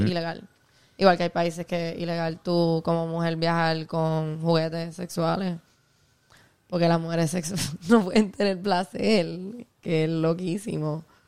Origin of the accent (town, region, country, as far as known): Puerto Rico; born or raised there; also born or lived in Ponce